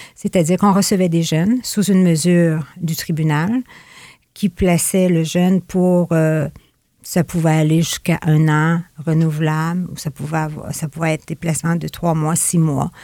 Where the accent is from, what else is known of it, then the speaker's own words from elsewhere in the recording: Fort-Prével, Quebec, Canada; also born or lived in Gaspé / Rimouski; Je suis native de Fort-Prével. J'y ai grandi mon enfance, mon adolescence, jusqu'à mon départ pour l'école